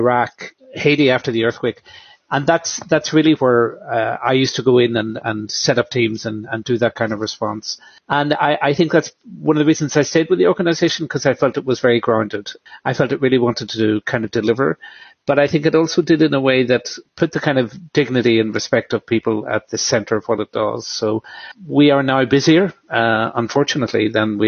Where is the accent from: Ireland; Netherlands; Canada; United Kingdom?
Ireland; I grew up in Ireland